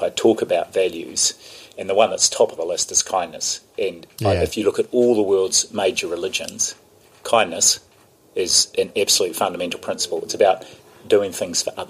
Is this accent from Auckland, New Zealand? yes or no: no; Tawa, Wellington, New Zealand; I was brought up in the Baptist church, and Tawa had an incredibly strong Baptist church